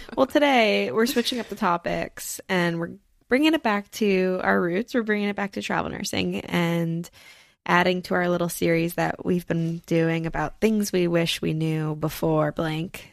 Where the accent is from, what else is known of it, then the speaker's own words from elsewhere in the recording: New Jersey, United States; also born or lived in Pennsylvania; I'm literally from New Jersey